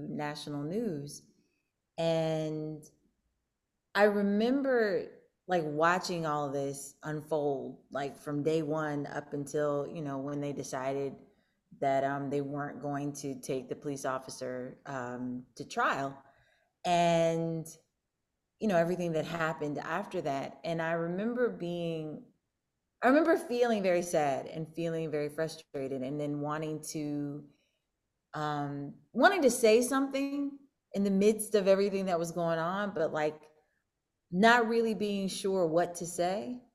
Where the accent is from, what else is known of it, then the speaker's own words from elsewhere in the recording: St. Louis, Missouri, United States; moved away; also born or lived in Pittsburgh, Pennsylvania; I am from uh, Pittsburgh, as Neil mentioned. I was born in Pittsburgh, but um, I spent I spent part of my childhood um, in St. Louis